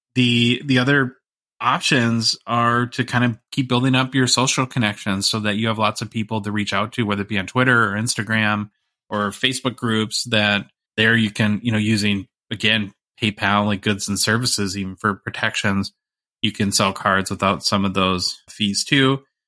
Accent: United States; as an American

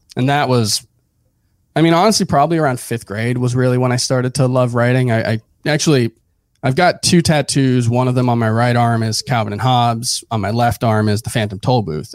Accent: Hialeah, Florida, United States; moved away as an adult; also born or lived in Miami / Broward; now in New York, United States; grew up in South Florida. I was born in Hialeah, Uh, lived in South Florida actually for the first thirty, thirty-one years of my life. Uh, just moved to New York a year and a half ago

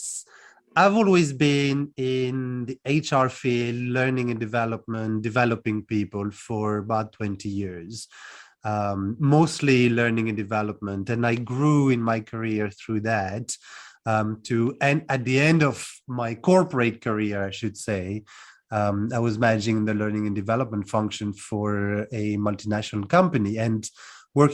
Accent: France; moved away as an adult; also born or lived in London, United Kingdom; now in Cluj-Napoca, Romania; I'm originally from France, born and raised, and I left about 15 years ago to move to the UK first. And now I'm in Cluj-Napoca in Romania.

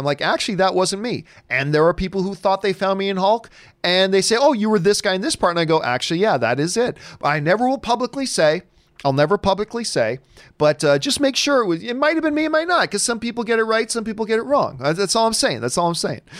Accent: Hamilton, Ontario, Canada; also born or lived in Halifax, Nova Scotia; now in United States; Hamilton, Ontario is home for me, but I was born in Halifax, and I still have family there

